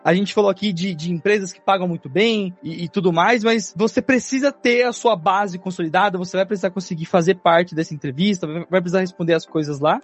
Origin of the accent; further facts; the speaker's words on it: São Paulo, Brazil; até a Zona Leste de São Paulo, que é de onde eu vim.